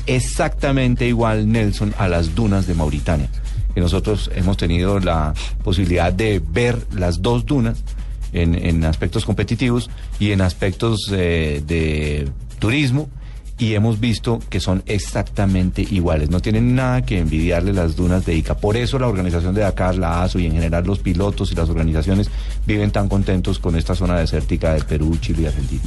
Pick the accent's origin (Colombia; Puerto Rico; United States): Colombia; nosotros como colombianos